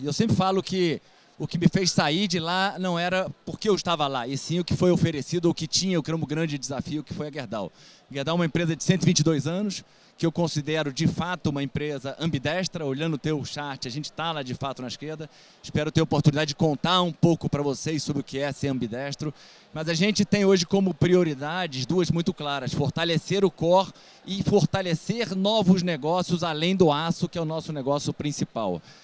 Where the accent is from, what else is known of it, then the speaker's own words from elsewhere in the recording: Rio de Janeiro, Brazil; eu sou carioca, engenheiro